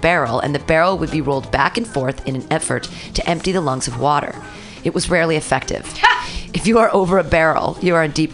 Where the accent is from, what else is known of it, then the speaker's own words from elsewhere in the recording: Danville, California, United States; I grew up in California